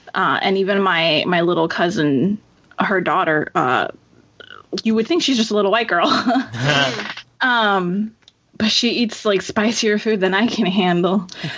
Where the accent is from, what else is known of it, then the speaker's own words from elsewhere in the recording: United States; I grew up in the U.S. I feel very distant from my Mexican heritage because even though I had a good chunk of my family here in the U.S. with me